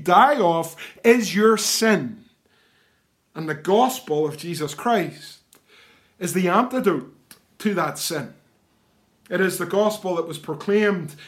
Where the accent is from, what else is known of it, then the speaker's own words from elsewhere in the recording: the East, Northern Ireland, United Kingdom; moved away as an adult; now in Ballynahinch, United Kingdom; I live in Ballinahinch. It isn't where I was born and reared. I'm a man of the East